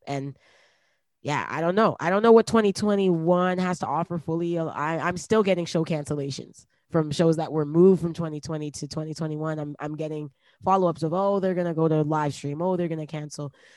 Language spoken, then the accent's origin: English; Toronto, Ontario, Canada; also born or lived in Brampton; we moved from Toronto to Brampton